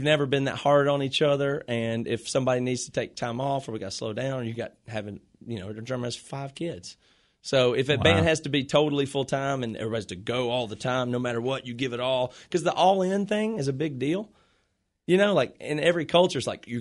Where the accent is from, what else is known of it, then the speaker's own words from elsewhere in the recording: Greenville, South Carolina, United States; moved away as an adult; also born or lived in Rock Hill, South Carolina; now in Seattle, United States; We moved here from South Carolina when we finished college because we grew up in Rock, you know, Greenville, and went to college in Rock Hill, South Carolina.